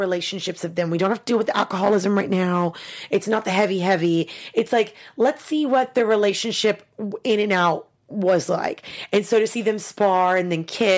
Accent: Kentucky, United States; accent: southern; I can go into my southern accent if you need me to. It's fine. But I am from Kentucky, so that's not a put on

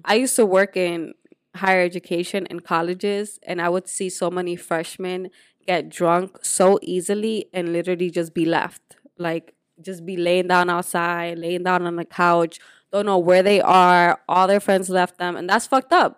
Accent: Dominican Republic; moved away; also born or lived in Puerto Rico; I grew up in Dominican Republic, but I was born in Puerto Rico

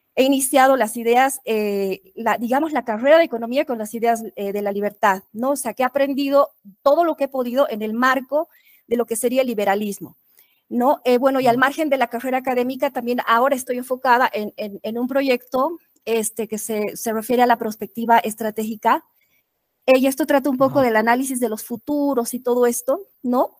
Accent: Bolivia; soy boliviana

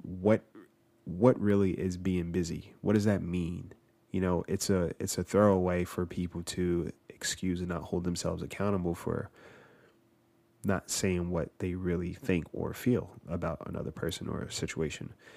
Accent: New Jersey, United States; moved away

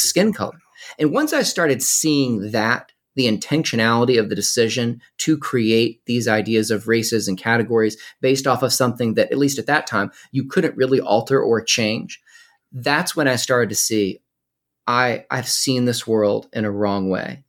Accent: Winston-Salem, North Carolina, United States; I was born and raised in North Carolina

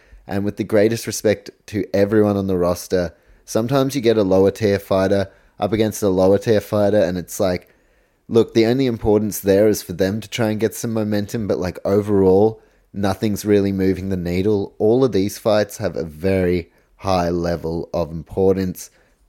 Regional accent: New Zealand; I'm actually from New Zealand, so how about that? Polish heritage.

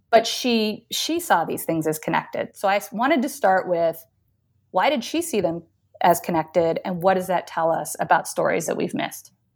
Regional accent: Northern California, United States; moved away as an adult; also born or lived in Chicago / New Mexico; now in Pennsylvania, United States; I'm originally from Northern California, really pretty far north. Um, and, um, grew up there

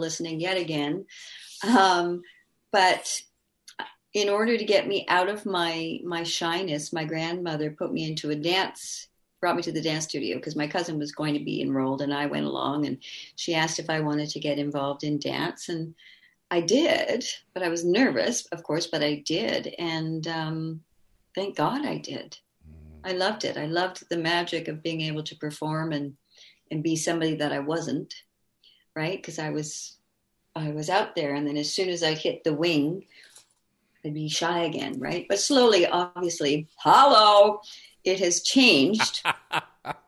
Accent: Vancouver, British Columbia, Canada; Growing up in Vancouver was fabulous.

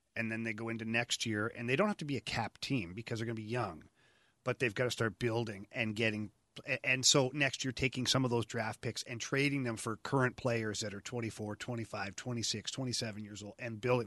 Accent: Ottawa, Ontario, Canada; moved away; go back to Ottawa, uh, my hometown.

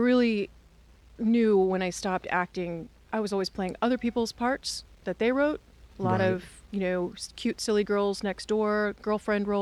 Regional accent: Austin, Texas, United States; now in France; I grew up in Austin

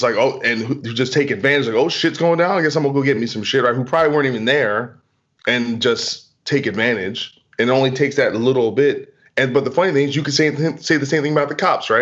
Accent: New Jersey, United States; now in Los Angeles, United States; I'm from New Jersey and I'm from the two, and I live in LA now

